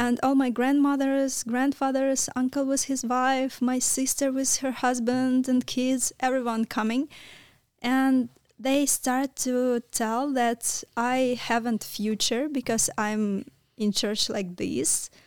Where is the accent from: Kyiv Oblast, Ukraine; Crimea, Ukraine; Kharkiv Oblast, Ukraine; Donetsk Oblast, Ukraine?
Kyiv Oblast, Ukraine; Kalyta; English is a second language; moved away as an adult; now in Romania; I was born near the Kiev. It's small town. Uh, name of this town, it's Kalita